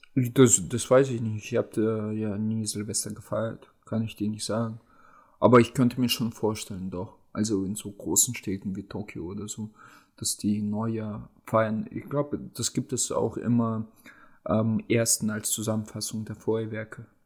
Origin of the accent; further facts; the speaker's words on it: Germany; bei uns in Deutschland